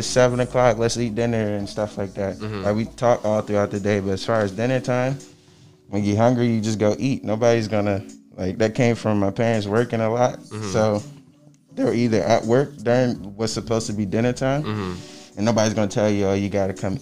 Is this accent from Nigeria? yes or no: yes; Nigeria; I'm Nigerian